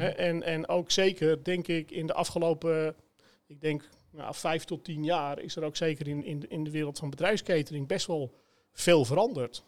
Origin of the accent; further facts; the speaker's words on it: Sloten, North Holland, Netherlands; waar ik ben opgegroeid. Hè, ik, ik kom uit, uit Sloten